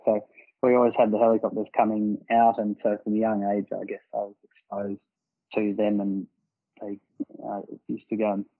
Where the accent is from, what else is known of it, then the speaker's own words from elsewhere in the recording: Napanee Station, northwest of Alice Springs, Northern Territory, Australia; I grew up on Napanee Station, which is 200 kilometres northwest of Alice Springs in the Northern Territory.